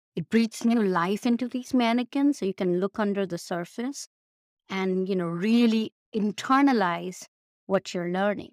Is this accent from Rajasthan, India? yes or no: no; Mumbai, Maharashtra, India; moved away as an adult; also born or lived in Ann Arbor, Michigan / Chicago; now in Pittsburgh, United States; originally born and raised in India. Um, I Bombay